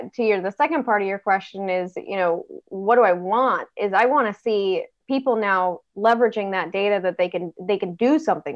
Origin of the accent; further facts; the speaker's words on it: Northern California, United States; moved away as an adult; also born or lived in East Coast; I come from Northern California, where Silicon Valley was down the road, and it was in California, where I grew up in Northern California